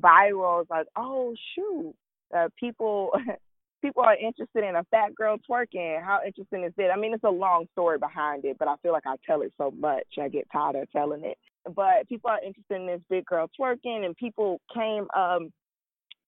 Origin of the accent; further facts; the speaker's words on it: Sanford, Florida, United States; I was born in Sanford, Florida. I'm a small town girl. I grew up at the Boys and Girls Club.